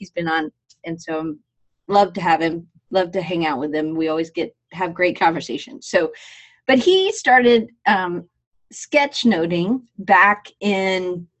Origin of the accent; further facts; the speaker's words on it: Atlanta, Georgia, United States; They would say I sound like a Yankee, even though I grew up in Atlanta.